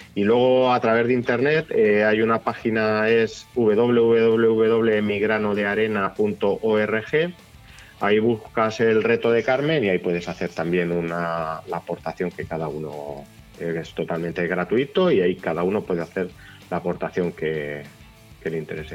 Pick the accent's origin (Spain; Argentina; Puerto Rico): Spain; Castilla-La Mancha; Yo soy de Gueruela, de un pueblo eh, chiquitín de aquí de la provincia de Albacete